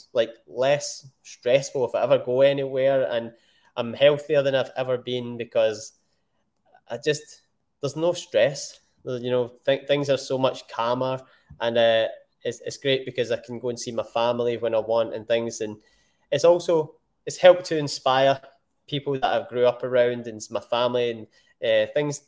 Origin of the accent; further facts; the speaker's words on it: Scotland, United Kingdom; I am Scottish. I'm born in Scotland and the UK